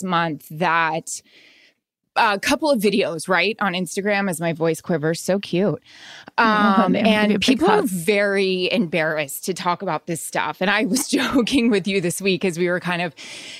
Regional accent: Florida, United States; growing up in Florida.

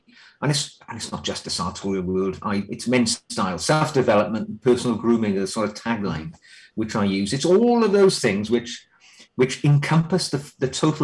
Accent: Wales, United Kingdom; now in England, United Kingdom; I'm actually from Wales, which Welsh people don't like being called English, but close enough. I'm living in England now.

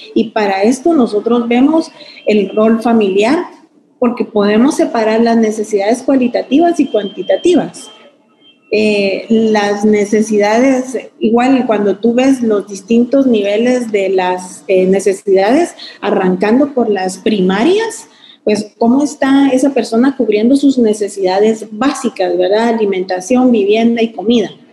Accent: Guatemala; como guatemaltecos muy orgullosos

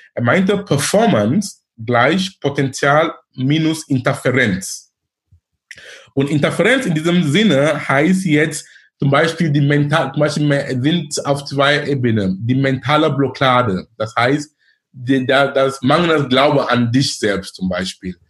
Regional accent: Cameroon; German is a second language; moved away as an adult; also born or lived in Darmstadt, Germany / Munich, Germany / Ruhr area, Germany; now in Germany; Ich bin gebürtiger Kameruner. Ich lebe in Deutschland über neunzehn Jahren. Ich bin damals gekommen wegen Studium.

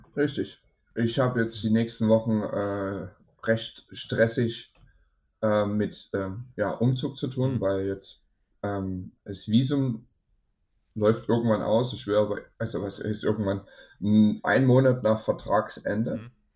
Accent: Germany; ich komme aus Deutschland

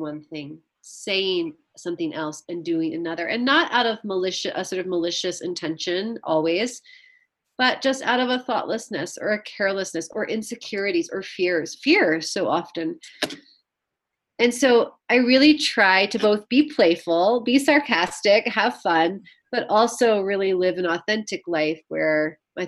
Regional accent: the South, United States; I grew up in the South where there are many, many layers.

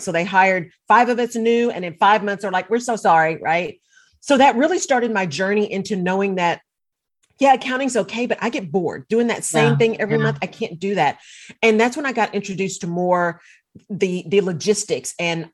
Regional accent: Texas, United States; also born or lived in Barcelona; I'm a Texan

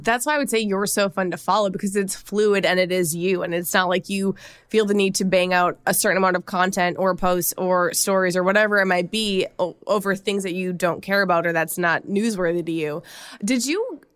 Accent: Minnesota, United States; accent: Minnesota; my Minnesota accent

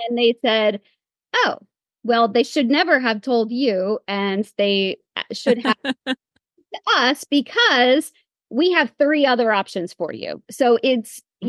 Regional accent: Pennsylvania, United States; I came back to uh, the Lehigh Valley. I'm from Pennsylvania

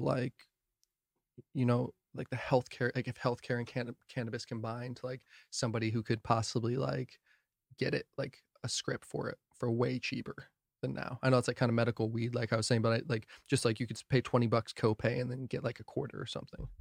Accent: New Jersey, United States; now in Kansas, United States; I'm from Jersey

